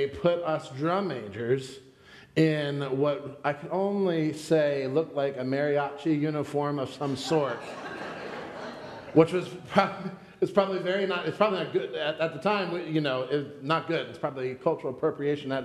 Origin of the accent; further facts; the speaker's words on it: Pennsylvania, United States; I'm from Pennsylvania